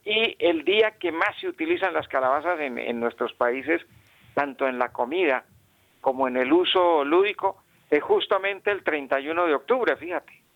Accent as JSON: {"language": "Spanish", "town": "Bucaramanga", "region": "Santander", "country": "Colombia", "tie": "born or raised there", "said": "donde yo nací en Bucaramanga"}